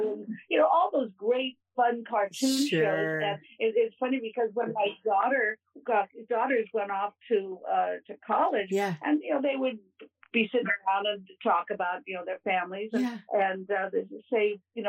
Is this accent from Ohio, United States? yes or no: yes; Ohio, United States; born there; also born or lived in Kentucky; This was back east in Kentucky and Ohio. I was born in Ohio, but this was back there.